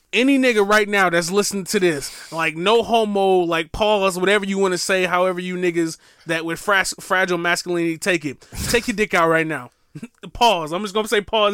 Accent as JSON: {"language": "English", "town": "Milwaukee", "region": "Wisconsin", "country": "United States", "moved": "yes", "said": "Milwaukee, Wisconsin"}